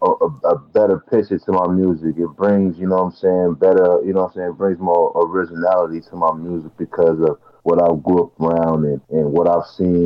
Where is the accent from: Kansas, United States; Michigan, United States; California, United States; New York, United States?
California, United States; Oakland; You know, growing up in Oakland, you know, I've seen the good, I've seen the bad, I've seen a little bit of everything.